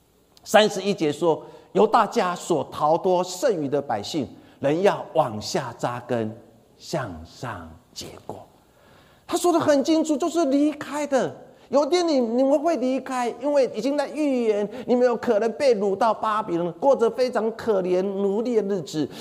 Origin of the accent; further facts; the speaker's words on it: Changhua County, Taiwan; 我小时候住在彰化，我们彰化我们家前面有一块田地